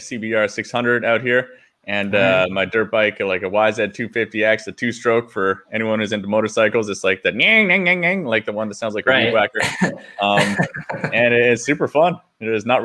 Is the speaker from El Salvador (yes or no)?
no; Vancouver, British Columbia, Canada; moved away as an adult; now in Canggu, Indonesia; I'm originally from Vancouver, and I lived there for maybe 5 or 6 years.